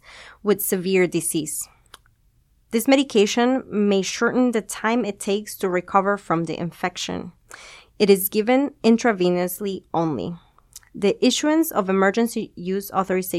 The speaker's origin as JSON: {"language": "English", "country": "Peru", "tie": "born or raised there", "also_born_or_lived": "California, United States", "moved": "as an adult", "lives_now": "Bakersfield, United States", "said": "I grew up in Peru, and then I moved to the States for college"}